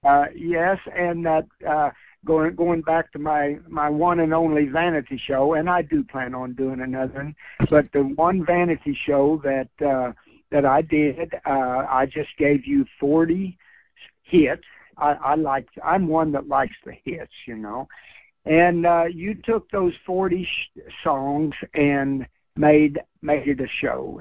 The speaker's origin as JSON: {"language": "English", "region": "Kentucky", "country": "United States", "tie": "born or raised there"}